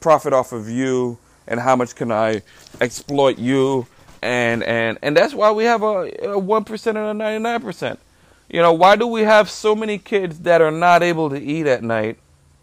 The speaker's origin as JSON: {"language": "English", "country": "Trinidad & Tobago", "tie": "born or raised there", "moved": "yes", "lives_now": "United States", "said": "I grew up in Trinidad and Tobago"}